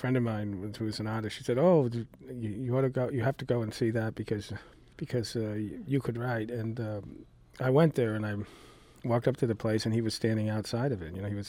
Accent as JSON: {"language": "English", "region": "East Coast", "country": "United States", "also_born_or_lived": "New England / New York City / Santa Barbara", "moved": "as an adult", "lives_now": "Humboldt County, United States", "said": "Well, I'm originally from the East Coast and spent half my life out there and half of it out here, and the last half out here, and lived in New England, New York City, and still have some of the accent, but spent about the last 30 years out here."}